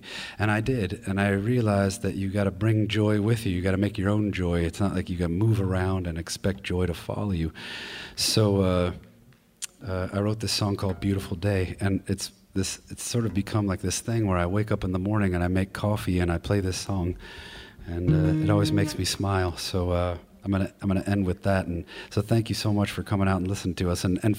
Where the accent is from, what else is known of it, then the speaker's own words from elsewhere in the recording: Midwest, United States; I'm having a tough go of it here because I grew up in the Midwest